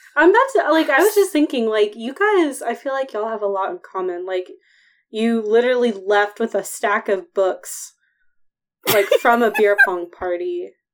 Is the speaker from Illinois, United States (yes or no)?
no; Athens, Ohio, United States; moved away; I'm from Athens.